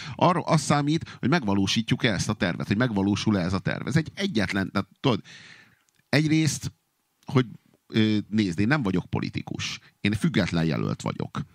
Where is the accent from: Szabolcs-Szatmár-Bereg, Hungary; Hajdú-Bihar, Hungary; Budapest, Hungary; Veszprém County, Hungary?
Budapest, Hungary; budapesti vagyok, és mert itt élek, amióta élek